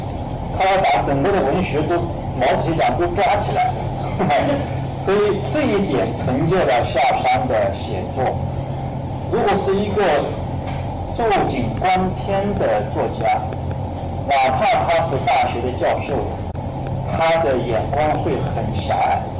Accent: China; 因为我们中国人的文化资源太少

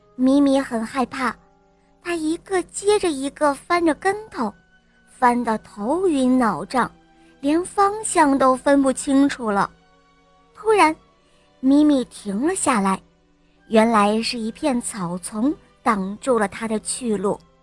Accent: Harbin, Heilongjiang, China; 我来自美丽的冰城哈尔滨，我五岁了

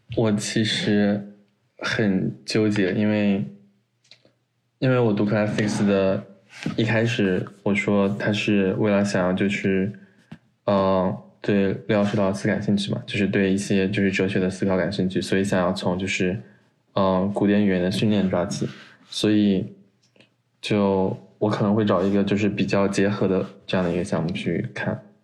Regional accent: China; now in United States; 只有我一个中国人

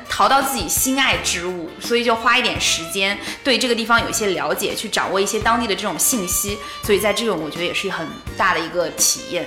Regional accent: China; 我们是从，呃，中国来的

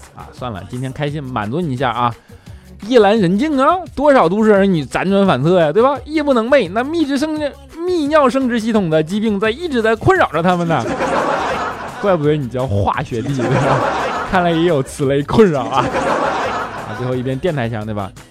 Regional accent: China; 我们中国人

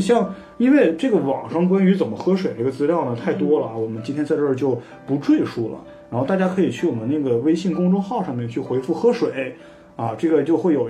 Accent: Northeast China, China; moved away; 我是一直来自这个东北的人

